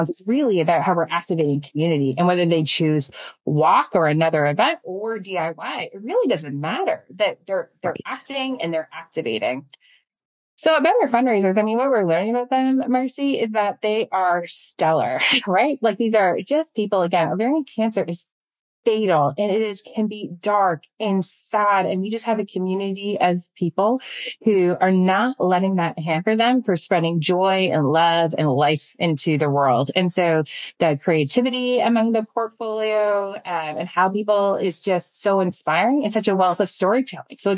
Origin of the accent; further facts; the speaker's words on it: Canada; I'm Canadian, right? right? So like, we don't want to be talking about this. We're very nice, polite people.